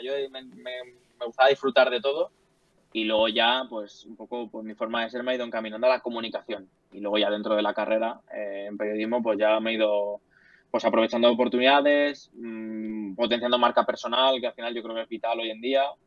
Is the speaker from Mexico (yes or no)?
no; Leganés, Community of Madrid, Spain; Yo vivo en Leganés, he sido de Leganés, nací en, bueno, nací en Madrid, pero mis padres siempre han vivido en Leganés eh, y yo sigo aquí viviendo.